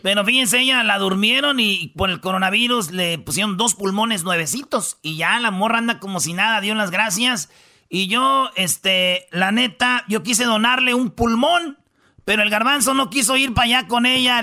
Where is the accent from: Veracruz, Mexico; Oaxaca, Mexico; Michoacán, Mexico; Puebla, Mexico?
Michoacán, Mexico; yo como michoacano, como mexicano